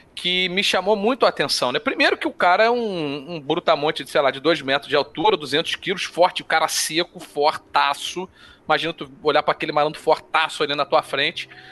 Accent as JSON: {"language": "Portuguese", "country": "Brazil", "said": "porque nós somos Brasil"}